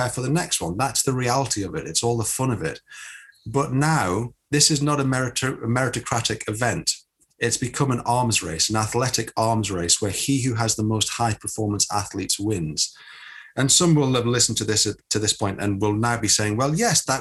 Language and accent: English; United Kingdom; We are British